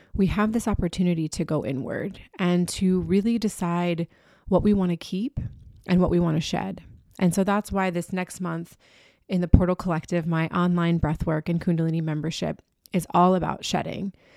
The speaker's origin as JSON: {"language": "English", "town": "Key West", "region": "Florida", "country": "United States", "tie": "born or raised there", "said": "my hometown of Key West"}